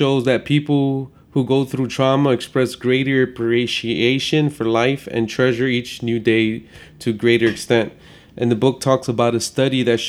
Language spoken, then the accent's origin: English; Chicago, Illinois, United States; I grew up in Chicago